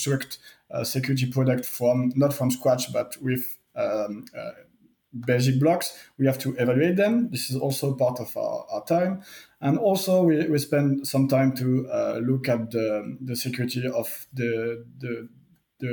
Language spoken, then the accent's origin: English; France; accent: French; English is a second language; sorry for my strong accent. I'm French. During my education in France